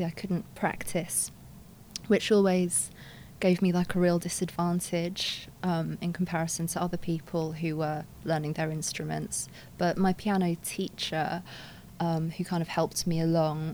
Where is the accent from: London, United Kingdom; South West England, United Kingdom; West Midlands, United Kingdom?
London, United Kingdom; I grew up a mixture of places. It's all in London, but first I lived in Kensington, then I lived in North London for the 10 years